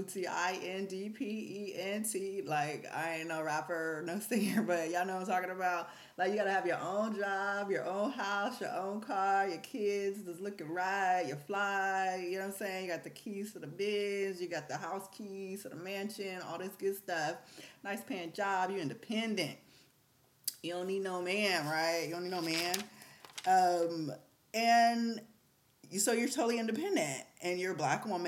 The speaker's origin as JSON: {"language": "English", "area": "the Bay Area", "region": "California", "country": "United States", "said": "I'm from the Bay"}